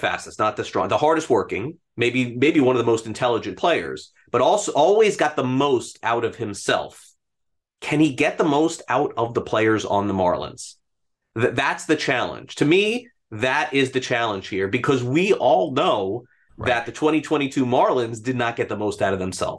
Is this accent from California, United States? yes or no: no; North Miami, Florida, United States; also born or lived in Brooklyn; So I grew up in North Miami. That's where I went to elementary school. I wasn't born here. I was born in Brooklyn and then came here at a very young age.